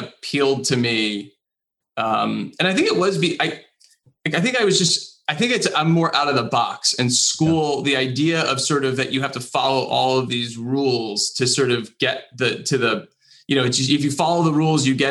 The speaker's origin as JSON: {"language": "English", "region": "New Jersey", "country": "United States", "tie": "born or raised there", "said": "I grew up in New Jersey, just outside of New York City."}